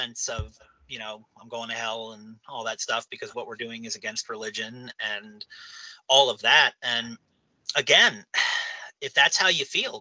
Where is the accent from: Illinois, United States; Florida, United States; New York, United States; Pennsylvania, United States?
Pennsylvania, United States; New Castle; I'm from Newcastle, Pennsylvania